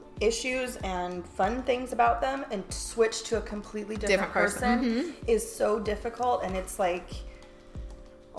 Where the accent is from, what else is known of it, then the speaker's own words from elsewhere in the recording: California, United States; I'm from California